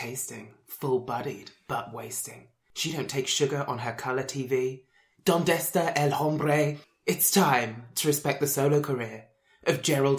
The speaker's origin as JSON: {"language": "English", "region": "England", "country": "United Kingdom", "moved": "yes", "lives_now": "Scotland, United Kingdom", "said": "I am the English rose between two Scottish thorns."}